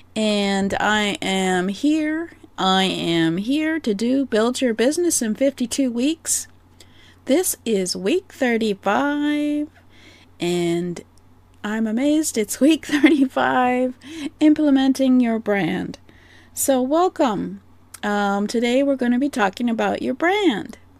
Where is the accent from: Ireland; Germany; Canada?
Canada; I am Canadian